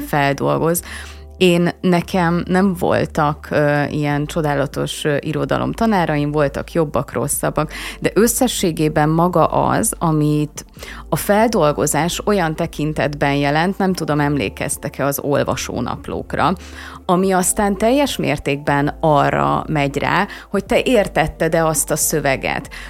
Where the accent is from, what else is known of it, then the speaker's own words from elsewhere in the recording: Hungary; mint magyar állampolgár